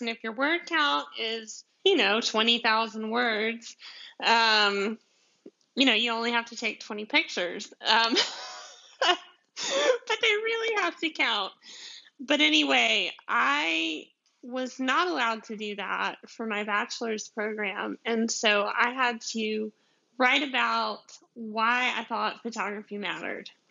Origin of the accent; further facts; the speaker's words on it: deep south Georgia, United States; accent: southern; my southern accent, which I'm from Georgia, like like deep south Georgia